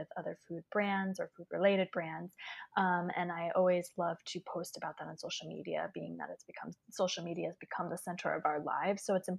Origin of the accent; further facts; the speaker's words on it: Poughkeepsie, New York, United States; I am from Poughkeepsie, New York.